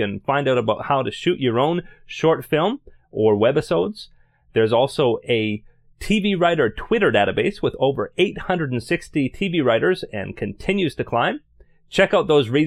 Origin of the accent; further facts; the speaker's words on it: Canada; As a Canadian, I always